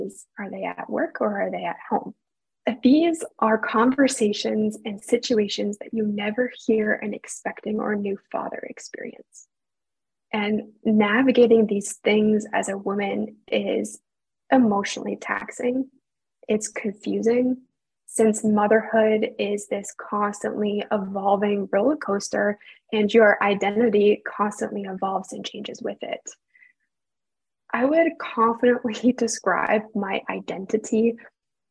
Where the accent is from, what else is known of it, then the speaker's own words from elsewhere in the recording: Canada; I am a Canadian